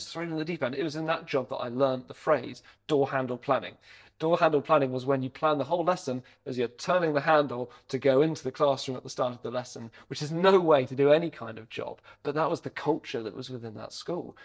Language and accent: English; Hampshire, Sussex area, South East England, United Kingdom; moved away as an adult; also born or lived in Devon; now in Bath, United Kingdom; we grew up in the Hampshire, Sussex area. Uh, I went to school around there.